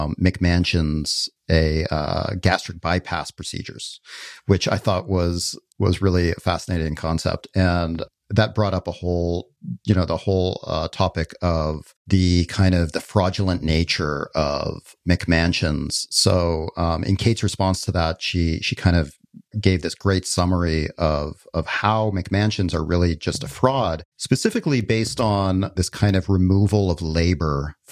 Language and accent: English; Canada; I'm from Canada where we got the French influence.